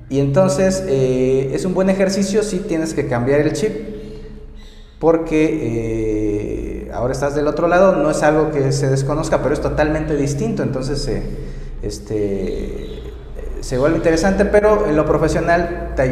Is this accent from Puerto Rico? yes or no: no; Mexico City, Mexico; Pues yo soy de acá, yo soy de la capital. Sin embargo, mucha gente eh, siente su identidad de donde es su familia. Y entonces, este, pero yo me siento capitalino, soy de acá